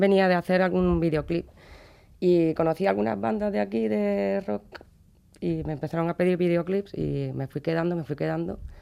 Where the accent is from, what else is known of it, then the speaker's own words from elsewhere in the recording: Córdoba, Andalusia, Spain; now in Bilbao, Spain; yo soy de Córdoba y eso, allí hay una tradición que es la Cruz de Mayo